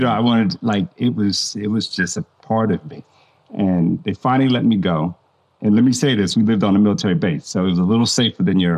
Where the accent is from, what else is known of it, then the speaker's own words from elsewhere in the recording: Nebraska, United States; also born or lived in Germany; my dad being in the military. I grew up in Germany. I grew up in Nebraska. I just traveled a lot and just got to experience a lot.